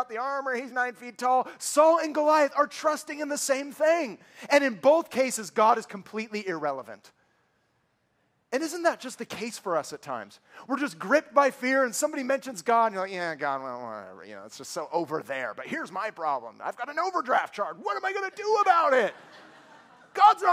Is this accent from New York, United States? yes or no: no; San Francisco Bay Area, California, United States; born and raised in the San Francisco Bay Area, which breeds cynics